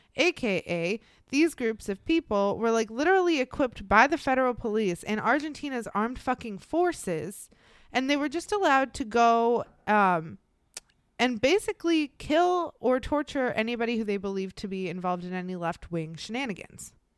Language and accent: English; United States; being born and raised in the United States